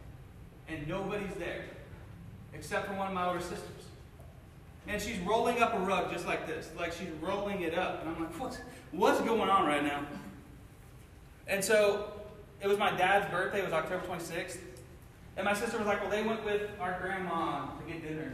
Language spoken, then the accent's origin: English; Cincinnati, Ohio, United States; moved away as an adult; now in Missouri, United States; I grew up in Cincinnati, Ohio